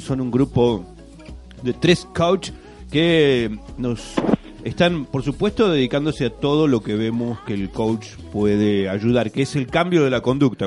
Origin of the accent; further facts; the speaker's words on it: Rada Tilly, Chubut, Argentina; somos gente de Radatili haciendo radio para Radatili